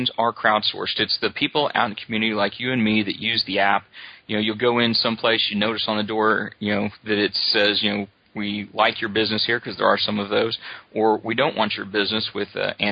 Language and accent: English; Oklahoma, United States; I grew up here in Oklahoma